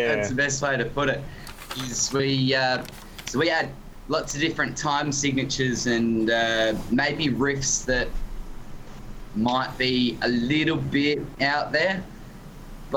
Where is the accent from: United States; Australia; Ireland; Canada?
Australia; accent: thick Aussie; I'm born and raised in Australia